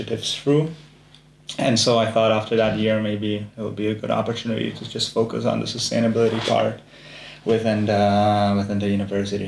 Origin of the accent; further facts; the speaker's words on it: Czechia; moved away as an adult; now in Amsterdam, Netherlands; I come from the Czech Republic. Gotta represent my country